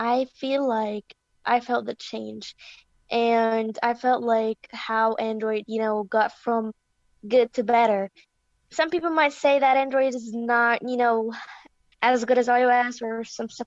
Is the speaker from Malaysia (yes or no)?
no; Egypt; I am from Egypt